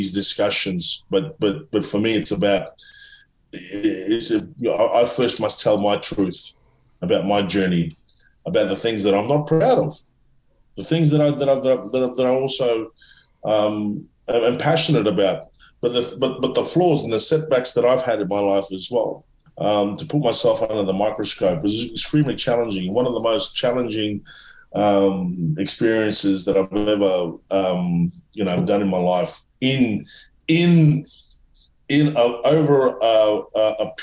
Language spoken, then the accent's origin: English; Australia; we as Australian citizens